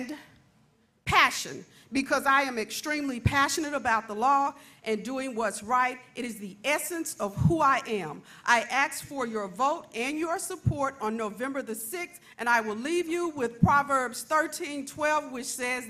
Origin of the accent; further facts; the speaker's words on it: Mississippi Delta, United States; I'm originally from the Mississippi Delta, raised by my phenomenal mother and my grandmothers